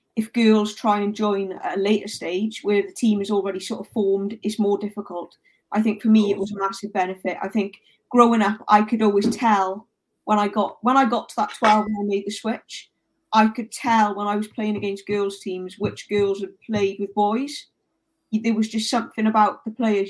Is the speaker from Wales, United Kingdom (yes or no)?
yes; South Wales Valleys, United Kingdom; I grew up in South Wales Valleys